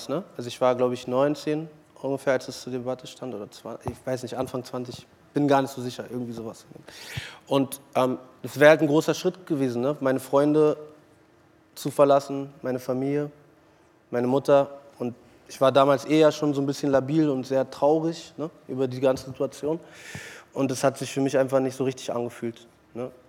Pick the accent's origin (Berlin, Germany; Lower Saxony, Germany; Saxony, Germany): Berlin, Germany; Und Berlin liebe ich halt, ne? das ist meine Heimat. So, ich ich bin ja hier aufgewachsen, hier geboren. Und geht nichts über Berlin am Ende des Tages.